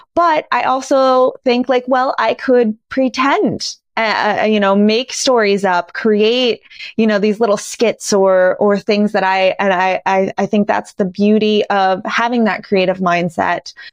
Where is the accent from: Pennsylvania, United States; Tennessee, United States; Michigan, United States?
Pennsylvania, United States; Scranton; moved away as an adult; now in Los Angeles, United States; my hometown of dear old Scranton, Pennsylvania